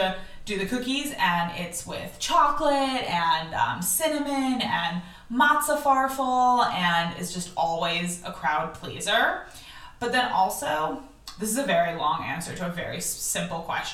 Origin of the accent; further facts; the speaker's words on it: United States; moved away; also born or lived in Israel; I grew up in the United States in, like, an observant household